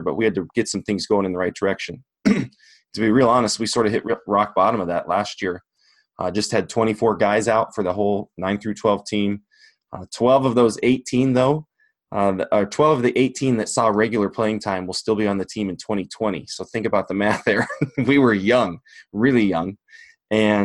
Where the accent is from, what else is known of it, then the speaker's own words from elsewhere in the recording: Longmont, Colorado, United States; now in Nebraska, United States; I grew up in Longmont, Colorado, just north of Denver.